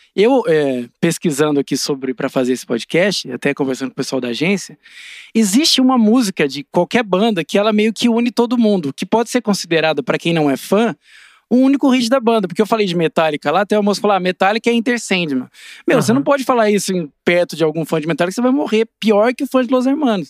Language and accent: Portuguese; Assis, São Paulo, Brazil; acompanhava o time de basquete lá da minha cidade, de Assis